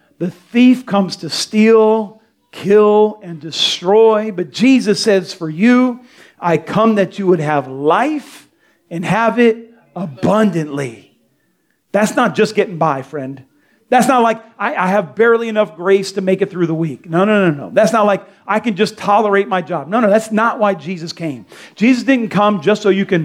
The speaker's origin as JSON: {"language": "English", "town": "Delray Beach", "region": "Florida", "country": "United States", "tie": "born or raised there", "said": "I grew up in Delray on 10th Street"}